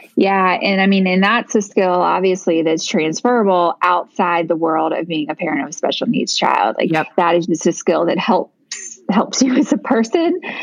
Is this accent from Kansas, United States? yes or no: no; Virginia, United States; moved away as an adult; also born or lived in Tennessee; we lived in Tennessee and then moved to Virginia. One of the main reasons that we moved is that my family is in Virginia. So, we now live in my hometown